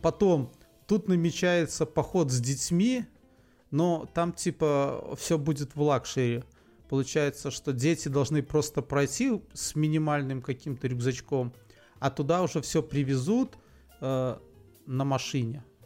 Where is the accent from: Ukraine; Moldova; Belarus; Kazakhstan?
Belarus; Мы, белорусы, единственные носители старолитовского